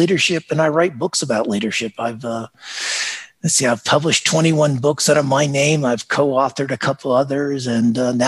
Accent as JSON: {"language": "English", "town": "Las Vegas", "region": "Nevada", "country": "United States", "tie": "born or raised there", "also_born_or_lived": "Dallas / Singapore", "moved": "as an adult", "said": "I grew up in Las Vegas"}